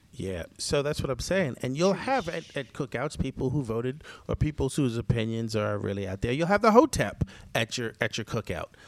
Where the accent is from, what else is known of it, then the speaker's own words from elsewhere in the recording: Jamaica; I'm Jamaican too